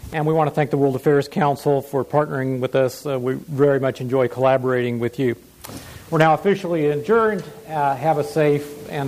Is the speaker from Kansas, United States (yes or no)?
yes; Kansas, United States; moved away; thank you for that plug for my home state of Kansas.